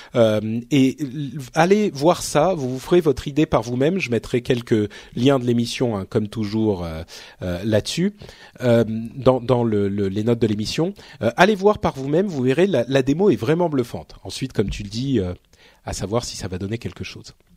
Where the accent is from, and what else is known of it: Paris, Île-de-France, France; born or raised there